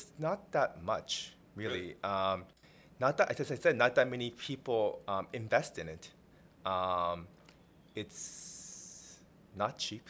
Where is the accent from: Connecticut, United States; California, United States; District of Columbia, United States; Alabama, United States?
District of Columbia, United States; Washington; also born or lived in Seoul, Korea; now in New York, United States; We moved from Korea, we came to the Washington, D.C. area. And that's where I kind of grew up.